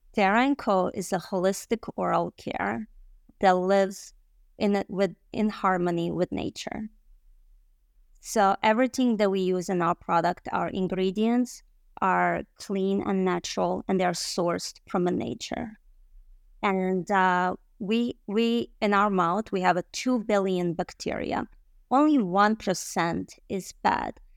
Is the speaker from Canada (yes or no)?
no; Bosnia & Herzegovina; English is a second language; also born or lived in Michigan, United States; now in United States; I arrived in the United States in two thousand and one and with my family as a refugee from a Bosnia